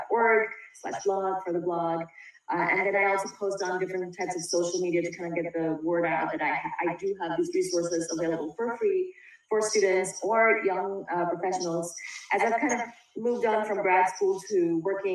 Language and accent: English; India; moved away as an adult; now in United States; I came over from India to go to college here.